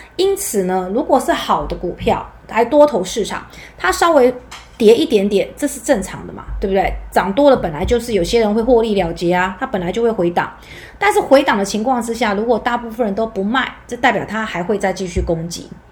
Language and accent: Chinese; Taiwan; 我们台湾人